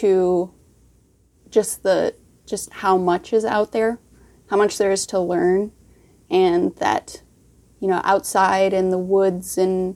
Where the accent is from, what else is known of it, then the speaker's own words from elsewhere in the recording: Stevens Point, Wisconsin, United States; I'm born and raised in Stevens Point, Wisconsin